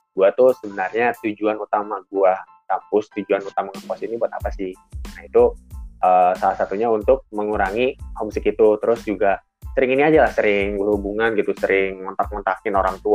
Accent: Bandung, West Java, Indonesia; now in Bogor, Indonesia; bahkan ya gue kan sebenarnya asli Bandung nih gue asli Bandung sebenarnya ya cuman gue sekarang tinggalnya di Bogor jadi uh, homesick ya

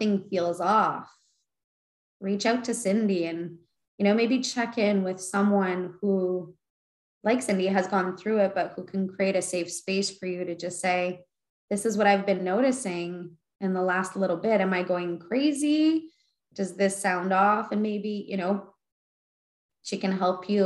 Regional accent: Winnipeg, Manitoba, Canada; I was born in Winnipeg

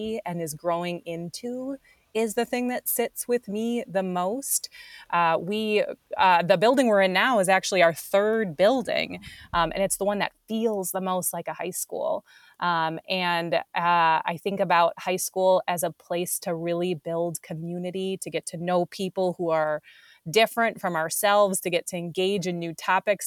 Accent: Wisconsin, United States; moved away as an adult; also born or lived in St. Louis / Chicago; now in Minneapolis, United States; I'm actually from Wisconsin

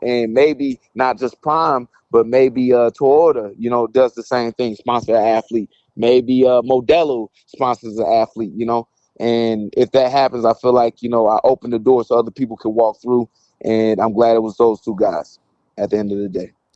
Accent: St. Louis, Missouri, United States; I come from Saint Louis

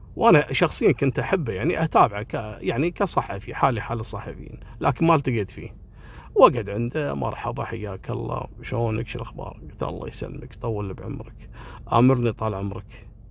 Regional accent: Kuwait; انا رجال كويتي

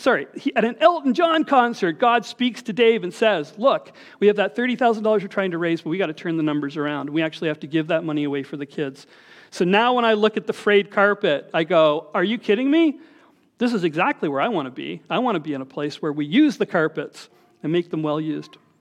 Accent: Scarborough, Ontario, Canada; I was from Scarborough

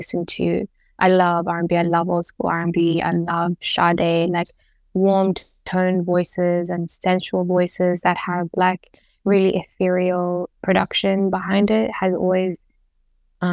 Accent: Zambia; growing up in Zambia

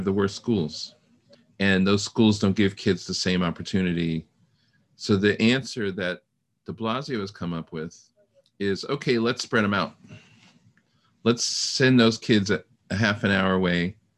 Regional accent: New York City, New York, United States; I grew up in the North Bronx

